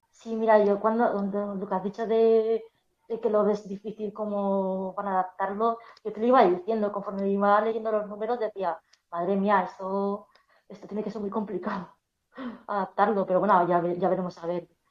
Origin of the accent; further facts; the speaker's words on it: Madrid, Community of Madrid, Spain; soy de Madrid